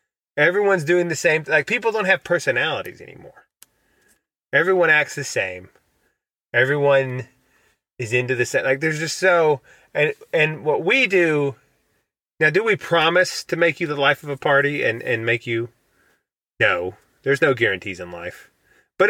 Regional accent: United States; I'm an American

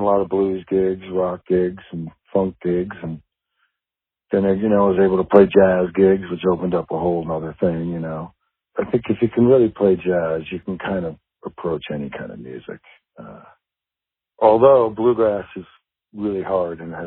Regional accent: Bronxville, New York, United States; moved away; Bronxville, New York, right outside the city

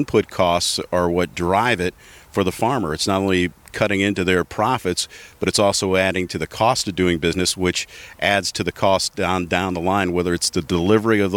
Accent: Cleveland, Ohio, United States; I grew up in Cleveland.

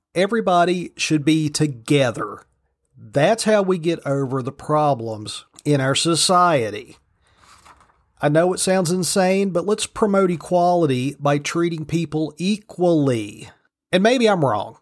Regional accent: United States; I'm an American because both my parents were citizens and I was born here

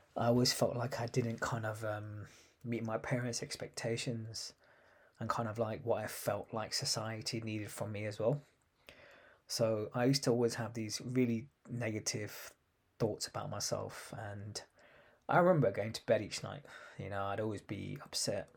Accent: London, United Kingdom; I was born in London in nineteen eighty seven

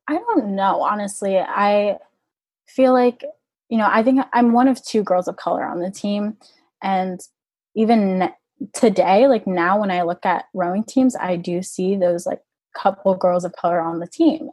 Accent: Orlando, Florida, United States; I'm from Orlando, Florida, and there was a club um, in the area that I grew up

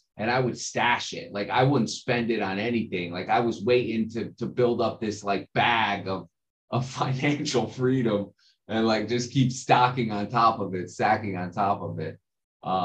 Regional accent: New Jersey, United States; I grew up in New Jersey, born and raised

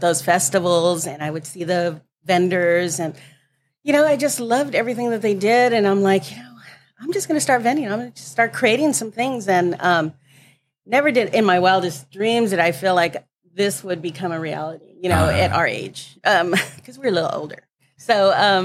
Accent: La Puente, California, United States; I was born and raised in La Puente.

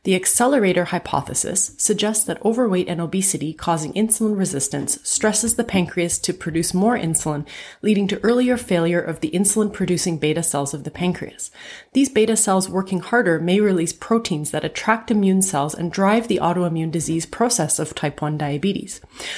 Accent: Canada; I'm a Canadian physician

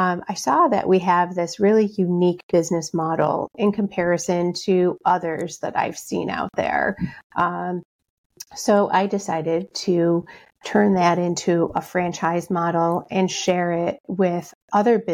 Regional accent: Rochester, New York, United States; I'm from Rochester, New York. That's where I'm coming to you from now.

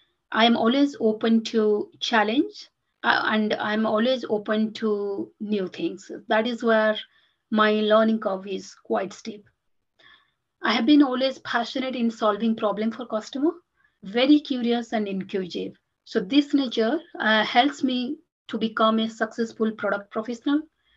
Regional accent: India; moved away as an adult; Having been born and brought up in India, and I moved to this country 14 to 15 years back, yes.

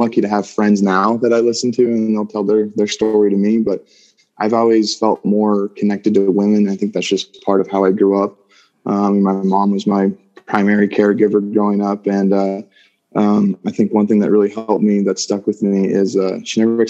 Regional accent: Colorado, United States; also born or lived in Minnesota; I was born in Minnesota and moved here to Colorado when I was eight.

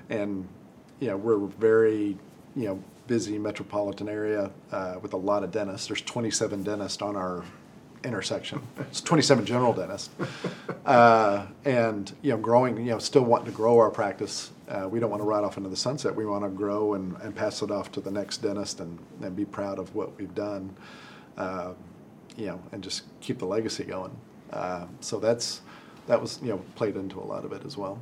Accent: Amarillo, Texas, United States; also born or lived in Dallas, Texas; I grew up in Amarillo, Texas, and went to Texas A&M.

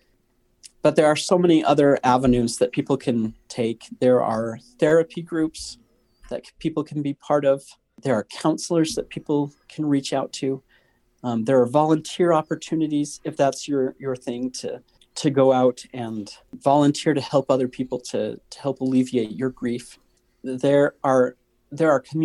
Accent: Northern Idaho, United States; I'm totally from Northern Idaho.

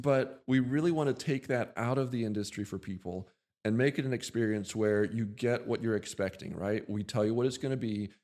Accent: Lancaster, Pennsylvania, United States; also born or lived in Montana; we're from Lancaster originally

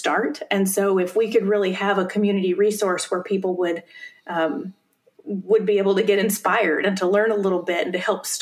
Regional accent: South Carolina, United States; moved away as an adult; now in Bay Area, United States; I grew up in South Carolina and moved out to the Bay Area after college

